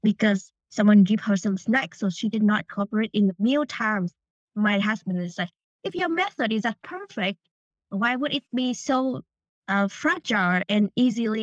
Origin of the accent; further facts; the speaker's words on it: Vietnam; moved away; I grew up in Vietnam